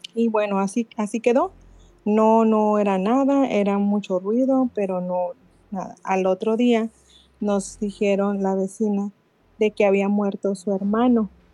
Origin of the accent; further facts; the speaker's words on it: Mazatlán, Sinaloa, Mexico; Soy de Mazatlán.